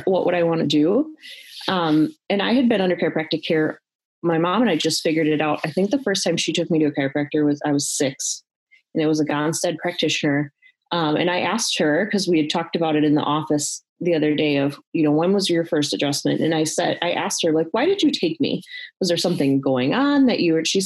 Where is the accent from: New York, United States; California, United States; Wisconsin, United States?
Wisconsin, United States; Milwaukee; also born or lived in Texas / West Bend, Wisconsin; I grew up a Wisconsin girl, grew up just on the south side of Milwaukee